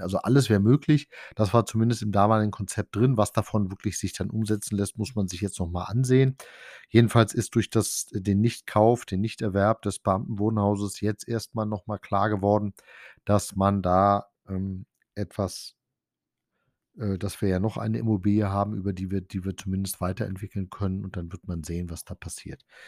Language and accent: German; Diedersdorf, Brandenburg, Germany; bei uns in Diedersdorf